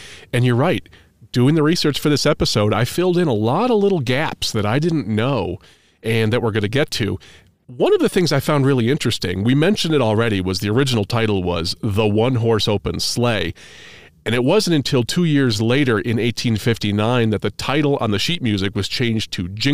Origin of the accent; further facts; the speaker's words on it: New England, United States; moved away; We're from New England